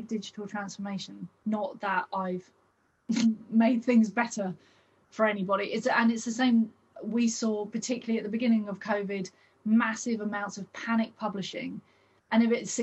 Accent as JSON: {"language": "English", "country": "United Kingdom", "said": "here in Britain, maybe it's because we're British."}